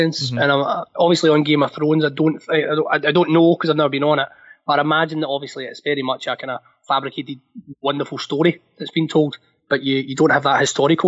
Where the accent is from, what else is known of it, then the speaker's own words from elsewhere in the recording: Scotland, United Kingdom; going to school, growing up in Scotland